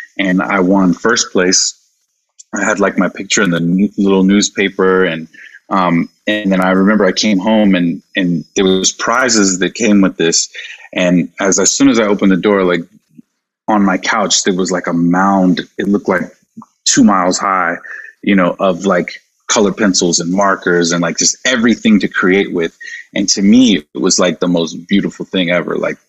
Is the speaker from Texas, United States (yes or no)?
no; South Carolina, United States; And even growing up in South Carolina, you know, I didn't look like a lot of the kids that I was around.